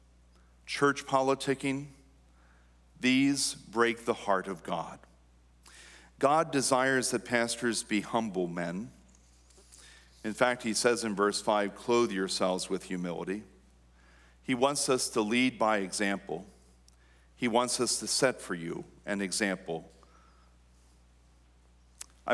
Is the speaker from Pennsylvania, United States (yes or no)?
yes; New Danville, Pennsylvania, United States; I am from New Danville. We grew up here.